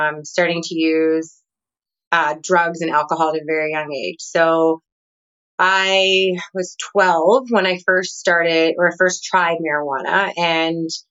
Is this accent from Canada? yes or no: yes; Canada; moved away as an adult; now in Nicaragua; I'm originally from Canada